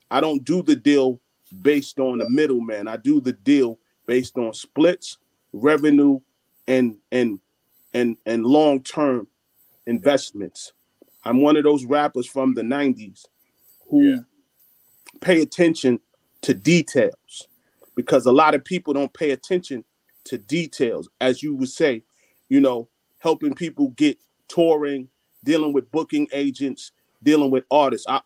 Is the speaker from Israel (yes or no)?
no; Jamaica; I have I'm Jamaican, so I got nine business